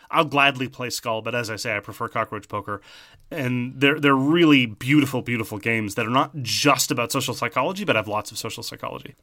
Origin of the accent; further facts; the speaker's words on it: Canada; as a Canadian